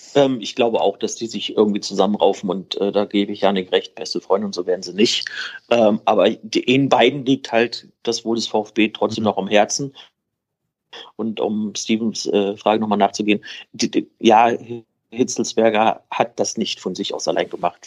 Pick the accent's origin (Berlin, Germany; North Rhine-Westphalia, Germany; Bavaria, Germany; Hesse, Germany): Berlin, Germany; moved away; Das kann ich als Berliner sagen